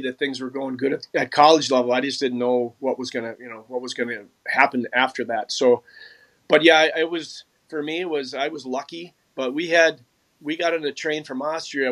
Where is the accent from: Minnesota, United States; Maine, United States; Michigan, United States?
Minnesota, United States; Mounds View; I grew up in Moundsview, uh, Minnesota, which is a suburb just on the north side and um, of Minneapolis